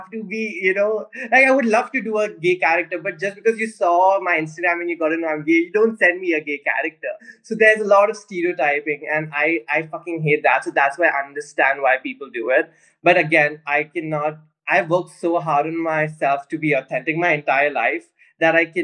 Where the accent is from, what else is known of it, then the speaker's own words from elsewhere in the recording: Pune, Maharashtra, India; Yes, I am from Pune.